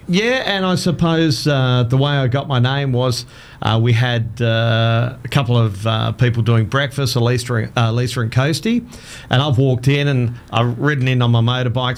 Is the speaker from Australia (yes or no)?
yes; Adelaide, South Australia, Australia; moved away as an adult; now in Townsville, Australia; I grew up in Adelaide